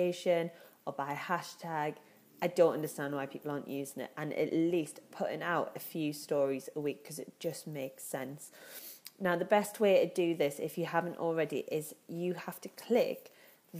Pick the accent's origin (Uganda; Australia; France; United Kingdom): United Kingdom; Newcastle upon Tyne, North East England; accent: Geordie; you can tell by my voice, I'm a Geordie